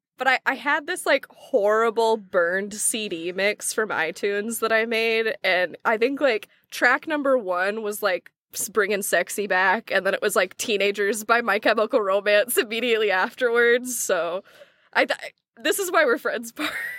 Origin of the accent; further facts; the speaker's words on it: Oklahoma, United States; I'm from Oklahoma